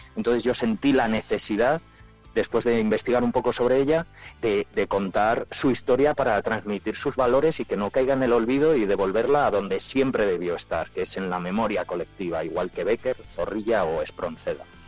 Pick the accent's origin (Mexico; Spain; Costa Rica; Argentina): Spain; Palencia, Castile and León; now in Madrid, Spain; yo me fui de Palencia con muchísima, con muchísima pena, porque yo muy palentino yo